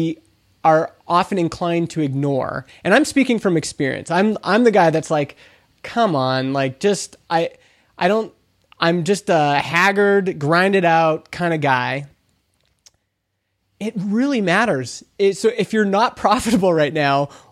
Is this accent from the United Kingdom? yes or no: no; Alberta, Canada; I'm from Alberta, Canada.